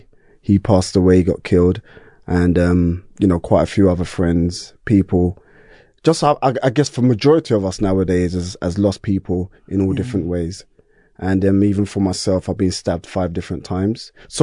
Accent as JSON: {"language": "English", "town": "Brixton", "region": "London", "country": "United Kingdom", "tie": "born or raised there", "said": "yeah, Stockwell Park Estate, yeah. And so we're talking like, I was born in the 70s, I'm a 70s baby, late 70s."}